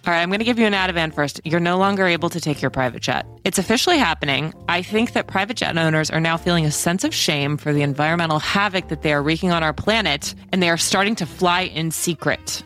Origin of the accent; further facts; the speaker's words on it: Kansas, United States; my home state of Kansas